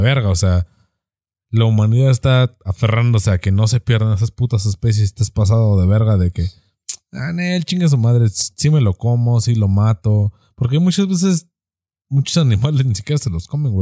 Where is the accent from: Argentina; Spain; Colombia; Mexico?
Mexico; como machos mexicanos